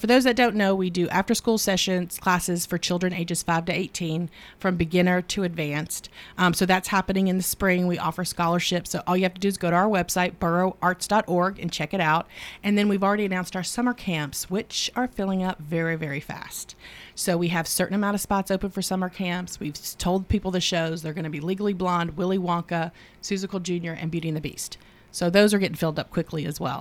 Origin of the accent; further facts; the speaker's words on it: the South, United States; growing up in the South